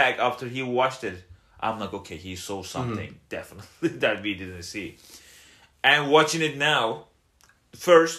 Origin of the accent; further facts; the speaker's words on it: Turkey; moved away; I'm coming from Turkey.